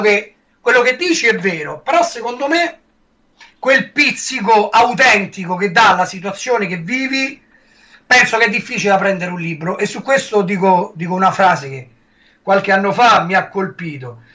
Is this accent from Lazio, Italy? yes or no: yes; Rome, Lazio, Italy; accent: Roman; con la mia parlata romana